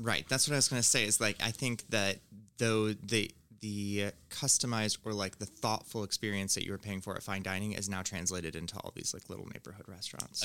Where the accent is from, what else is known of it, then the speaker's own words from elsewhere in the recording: Finger Lakes, upstate New York, United States; moved away; I'm from upstate New York